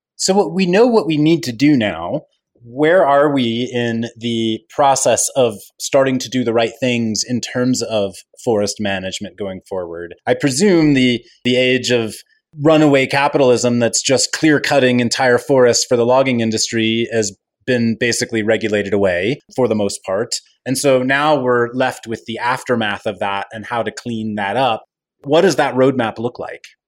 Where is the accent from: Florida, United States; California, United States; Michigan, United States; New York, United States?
California, United States; As a Californian and resident of the Western United States